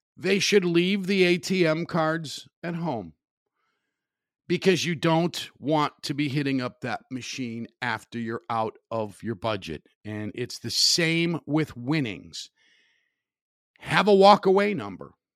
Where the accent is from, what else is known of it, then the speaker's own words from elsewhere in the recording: Highland, Indiana, United States; Wicker Park in Highland, Indiana, my hometown.